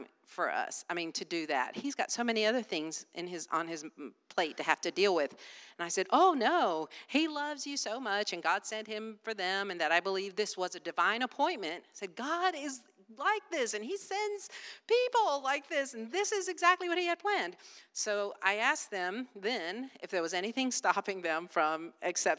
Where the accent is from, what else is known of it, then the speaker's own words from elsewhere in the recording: Wilmington, United States; I'm from Wilmington